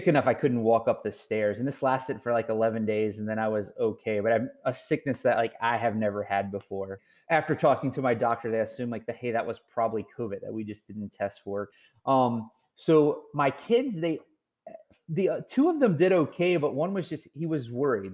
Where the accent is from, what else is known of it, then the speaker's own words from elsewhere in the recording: Virginia, United States; in a small town I grew up in Virginia